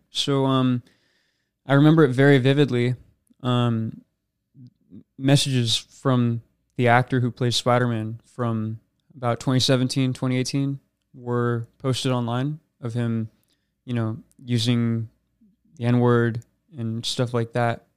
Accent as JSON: {"language": "English", "town": "Rancho Cucamonga", "region": "California", "country": "United States", "tie": "born or raised there", "said": "I was born in Rancho Cucamonga, California. Raised there my entire life"}